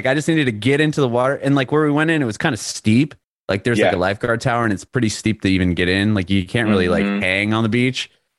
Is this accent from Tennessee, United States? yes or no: no; San Diego, California, United States; I'm from San Diego.